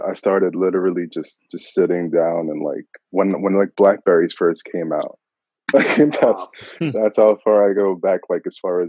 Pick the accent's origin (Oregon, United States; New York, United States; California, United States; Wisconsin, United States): New York, United States; New York City; I grew up in Queens.